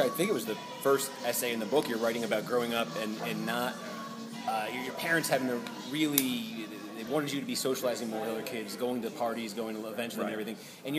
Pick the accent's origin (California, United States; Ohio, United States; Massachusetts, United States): Massachusetts, United States; Yeah, the big thing for us was like when we turned 13, we were allowed to go into Boston.